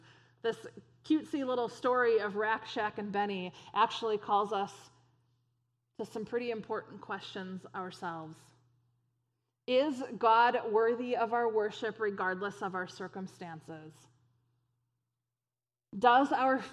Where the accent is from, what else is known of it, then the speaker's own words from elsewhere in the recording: United States; American Christians